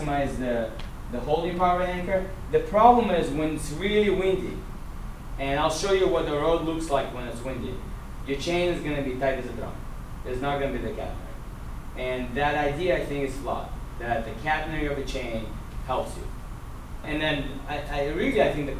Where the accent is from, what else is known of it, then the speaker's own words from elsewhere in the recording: Russia; moved away; I'm a Russian. I'm a Russian Jew.